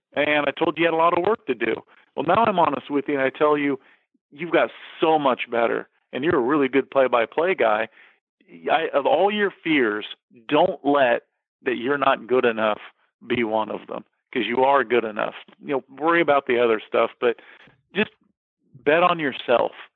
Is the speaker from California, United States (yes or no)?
yes; San Diego, California, United States; also born or lived in McPherson, Kansas; San Diego, my hometown